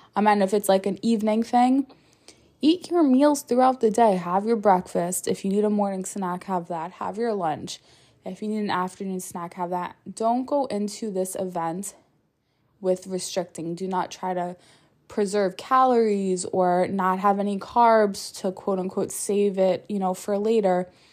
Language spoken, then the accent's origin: English; New York, United States; I'm a New Yorker